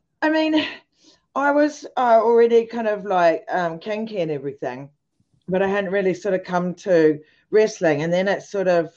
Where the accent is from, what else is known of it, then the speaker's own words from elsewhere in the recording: New Zealand; now in United Kingdom; because I'm a New Zealander